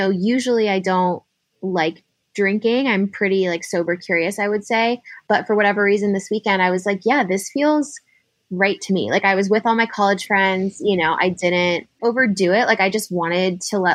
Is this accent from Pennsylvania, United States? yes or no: no; San Diego, California, United States; moved away as an adult; also born or lived in San Francisco; now in Philadelphia, United States; I'm actually from San Diego.